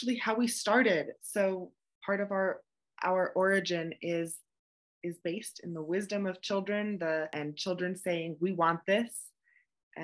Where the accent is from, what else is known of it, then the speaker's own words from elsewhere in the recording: Vermont, United States; I grew up in Vermont